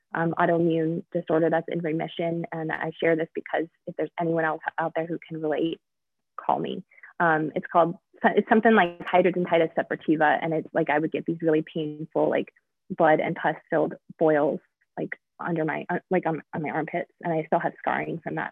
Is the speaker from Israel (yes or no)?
no; Denver, Colorado, United States; also born or lived in Mount Laurel, New Jersey; I was born in Denver, um, which is where I live now